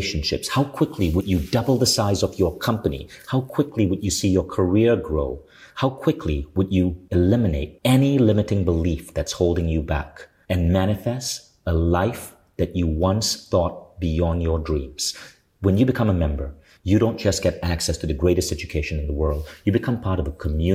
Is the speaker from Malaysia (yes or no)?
yes; Malaysia; moved away; I grew up in Asia. I grew up in a city that's majority Malay and Chinese